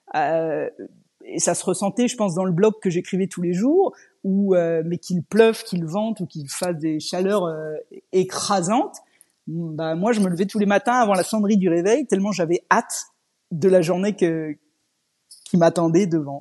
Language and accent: French; Normandy, France; moved away as an adult; also born or lived in Scotland / England / Germany / Switzerland; je suis française et je suis normande d'origine